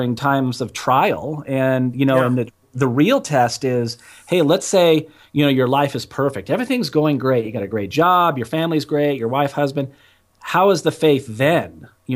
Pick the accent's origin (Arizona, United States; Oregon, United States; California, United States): California, United States; Northern; moved away as an adult; also born or lived in Montana / Idaho / South Jordan, Utah; I grew up in California